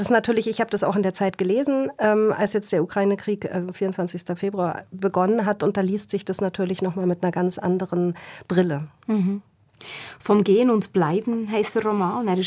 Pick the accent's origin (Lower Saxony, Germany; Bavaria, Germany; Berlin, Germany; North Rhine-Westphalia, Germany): Berlin, Germany; also ich komme ja aus Berlin und natürlich war E.T. Hoffmann in Berlin Schullektor Lektüre.